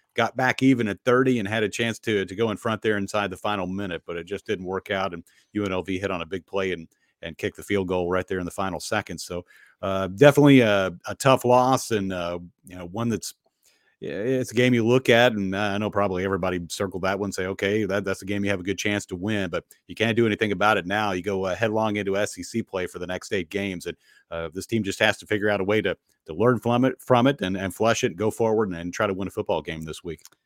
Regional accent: Bowling Green, Kentucky, United States; now in Nashville, United States; my hometown in, in Bowling Green

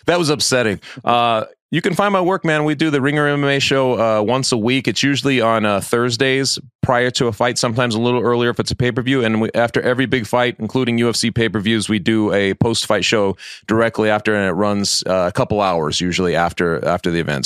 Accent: Colorado, United States; from my home state of Colorado

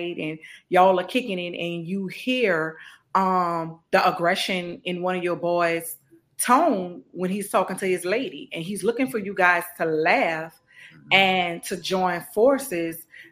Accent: New Orleans, Louisiana, United States; growing up in New Orleans

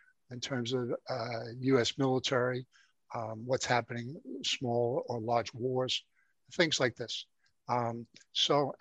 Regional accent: New York City, New York, United States; I grew up in the Bronx, New York

